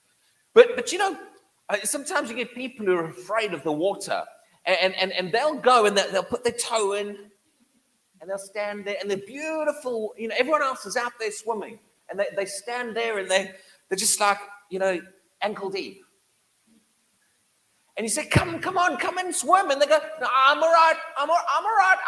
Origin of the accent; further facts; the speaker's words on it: Durban, KwaZulu-Natal, South Africa; moved away; I grew up in the tropical, right on Durban coastline in South Africa